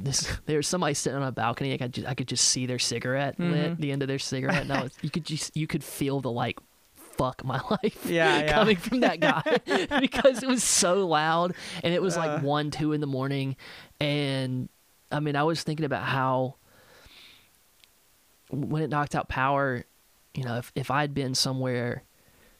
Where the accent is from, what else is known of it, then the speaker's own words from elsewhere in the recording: Nashville, Tennessee, United States; growing up in Nashville